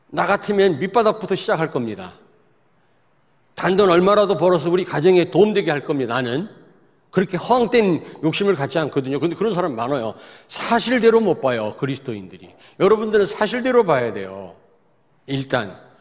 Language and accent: Korean; Daejeon, South Korea; 저는 대전 출신이기 때문에 많이 바뀌었지만 잘 압니다.